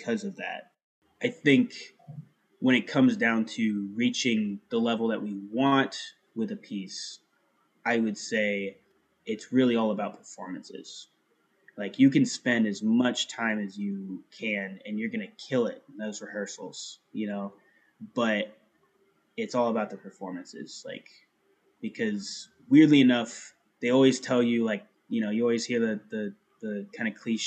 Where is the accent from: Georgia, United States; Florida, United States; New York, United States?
Florida, United States; Melbourne; I grew up in Melbourne, Florida.